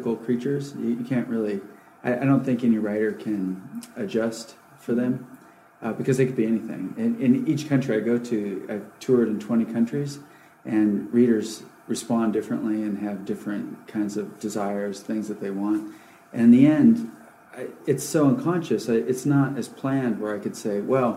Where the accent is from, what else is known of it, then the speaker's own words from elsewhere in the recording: Alaska, United States; moved away; also born or lived in California; I grew up in Alaska and then in California where my parents were from